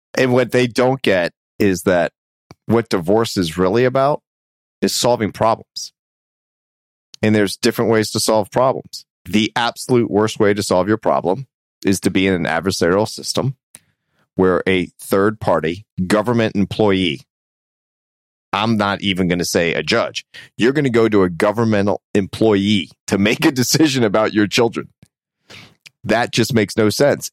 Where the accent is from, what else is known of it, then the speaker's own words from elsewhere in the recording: Tampa, Florida, United States; my hometown of Tampa